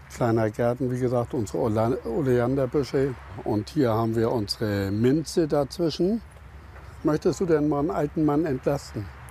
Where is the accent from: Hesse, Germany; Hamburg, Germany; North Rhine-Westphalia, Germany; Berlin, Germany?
Hamburg, Germany; Also ich bin ja ein Hamburger.